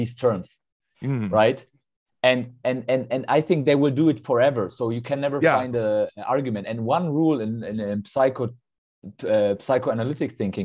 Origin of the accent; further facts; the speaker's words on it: Germany; I'm from Germany